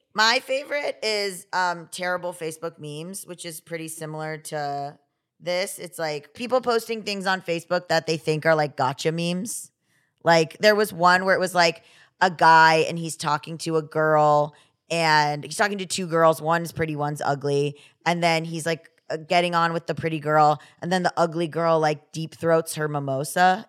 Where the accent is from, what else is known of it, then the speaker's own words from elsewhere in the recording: Florida, United States; I said I was from Florida